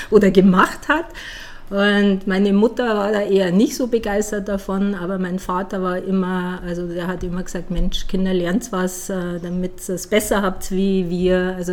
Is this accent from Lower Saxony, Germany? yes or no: no; village near Dachau, Bavaria, Germany; accent: Bavarian; moved away as an adult; also born or lived in United States; now in Ulm, Germany; ich bin Wahl-Ulmerin, ich komme ja aus Bayern, also aus dem Dorf aus Bayern in der Nähe von Dachau.